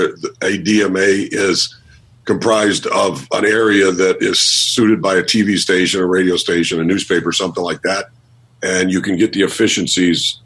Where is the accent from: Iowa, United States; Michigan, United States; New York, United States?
Michigan, United States; Detroit; moved away as an adult; also born or lived in Harrisburg, Pennsylvania; I was from Detroit, Michigan